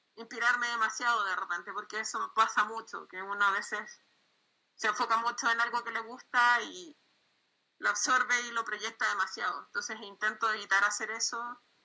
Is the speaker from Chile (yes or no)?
yes; Chile; soy de Chile